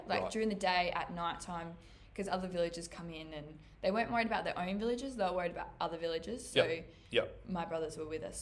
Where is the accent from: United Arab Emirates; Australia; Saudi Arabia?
Australia; I'm from Australia.